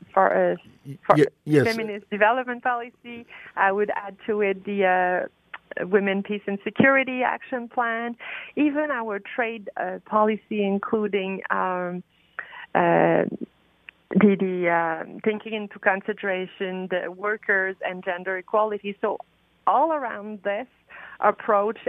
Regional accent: Canada; as Canadian

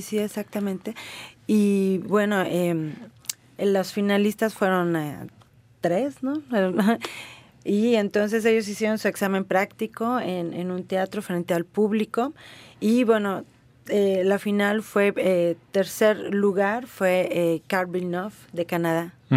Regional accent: Guanajuato, Mexico; de Guanajuato, de mi estado de donde yo vengo

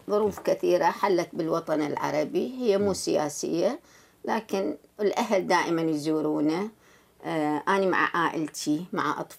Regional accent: Baghdad, Baghdad Governorate, Iraq; now in Canada; مشاعري دائما مع بلدي الأم صح أني في كندا في بلد المهجر

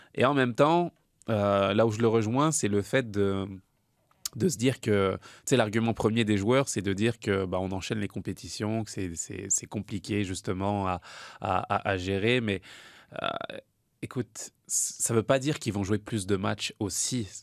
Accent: France; je suis français

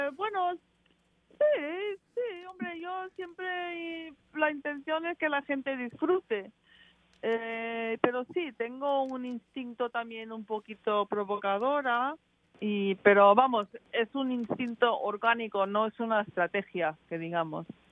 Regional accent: England, United Kingdom; soy inglesa y me, he criado allí

